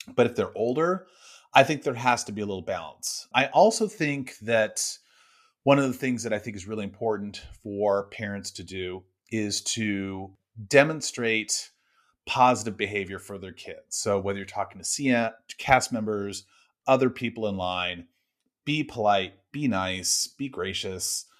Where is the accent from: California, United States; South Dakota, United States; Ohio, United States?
California, United States; Northern; I grew up in California, I did not grow up going to the parks. I lived in Northern California.